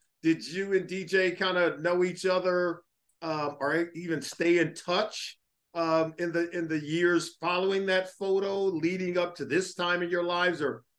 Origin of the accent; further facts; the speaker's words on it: West Coast, United States; moved away as an adult; now in Cincinnati, United States; I grew up on the West Coast